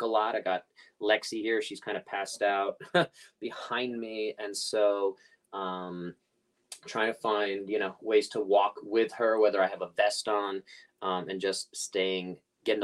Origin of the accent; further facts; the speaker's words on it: New York City, New York, United States; moved away; I grew up Coney Island in Brooklyn